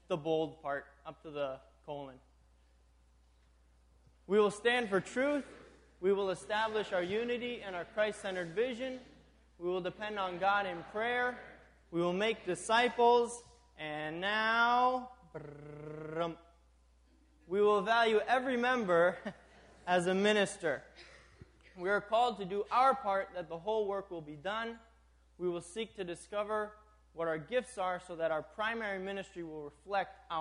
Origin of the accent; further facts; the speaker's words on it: Tanzania; also born or lived in New York, United States; now in Minnesota, United States; I grew up in East Africa, Tanzania.